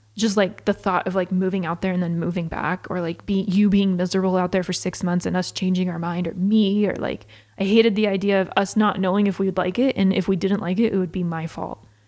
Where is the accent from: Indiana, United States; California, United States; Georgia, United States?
Georgia, United States; now in St. George, United States; growing up in Georgia